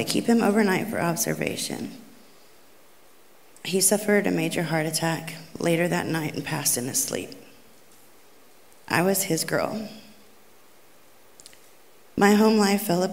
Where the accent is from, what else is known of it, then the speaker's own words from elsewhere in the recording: Catoosa, Oklahoma, United States; I grew up in Catoosa, Oklahoma